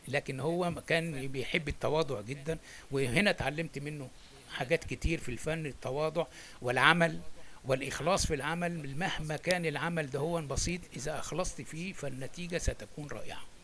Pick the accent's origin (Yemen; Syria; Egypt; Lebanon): Egypt; moved away as an adult; also born or lived in Alexandria, Egypt; now in France; أهاجر من مصر وإن أنا أسافر أوروبا